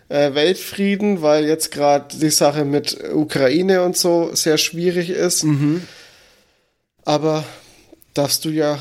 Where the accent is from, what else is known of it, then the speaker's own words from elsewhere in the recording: Franconia, Bavaria, Germany; als Franke